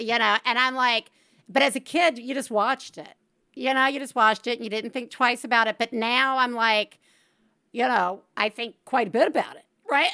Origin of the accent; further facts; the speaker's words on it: Alabama, United States; I am from Alabama, we get Hulu Live